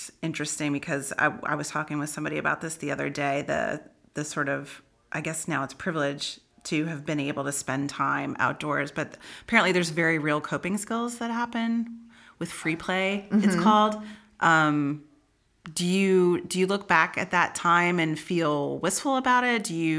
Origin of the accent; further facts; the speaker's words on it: Berkeley Heights, New Jersey, United States; we grew up together in New Jersey, suburban New Jersey.